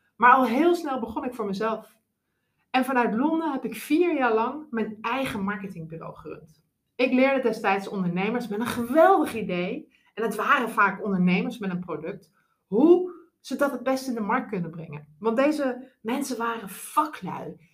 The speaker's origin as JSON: {"language": "Dutch", "region": "Groningen", "country": "Netherlands", "also_born_or_lived": "Moscow / London", "moved": "as an adult", "lives_now": "Arnhem, Netherlands", "said": "ik ben een rasechte Groninger"}